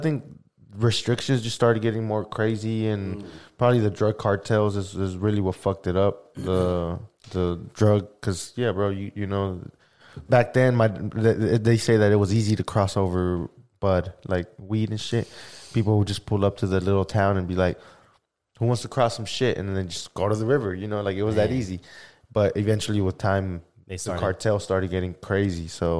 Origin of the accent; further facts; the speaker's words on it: Oklahoma, United States; English is a second language; also born or lived in Valle de Juárez, Chihuahua, Mexico; I got here when I was 7 years old, bro. So I think that I'm Oklahoman.